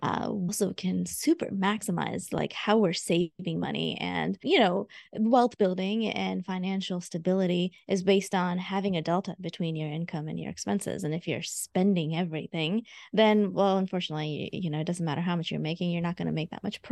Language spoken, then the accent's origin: English; India; moved away; also born or lived in Augusta, United States; I am a first generation immigrant. I moved from India back in 1995 straight to Augusta, Georgia.